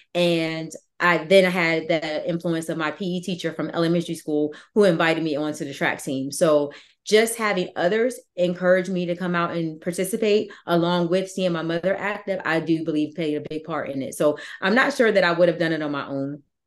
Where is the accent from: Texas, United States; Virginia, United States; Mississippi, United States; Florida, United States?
Virginia, United States; also born or lived in North Carolina; where I come from Virginia and I was going to school in North Carolina